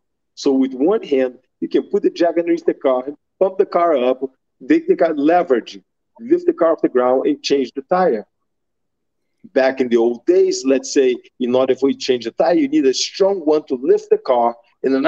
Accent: Brazil; moved away as an adult; now in United States; growing up in Brazil

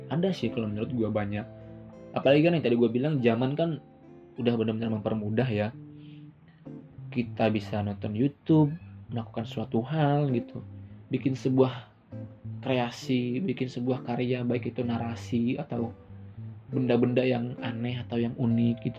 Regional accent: West Java, Indonesia; kayak gue orang Sunda dan cewek gue orang Padang

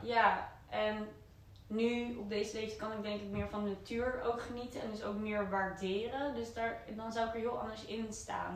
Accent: Netherlands; hetzelfde dorpje waar ik vandaan kom

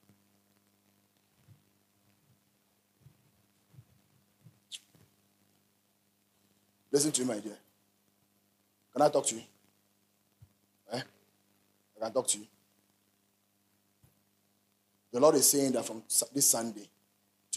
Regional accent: Ghana; I'm a Ghanaian.

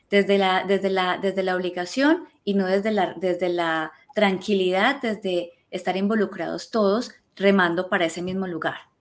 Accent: Colombia; now in Spain; yo soy colombiana

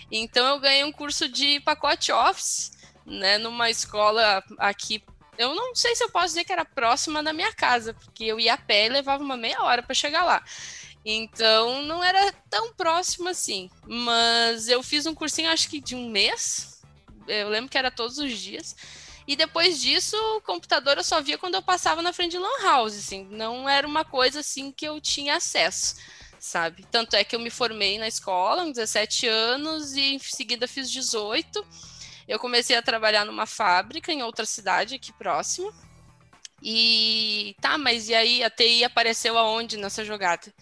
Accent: Porto Alegre, Rio Grande do Sul, Brazil; eu sou gaúcha de Porto Alegre

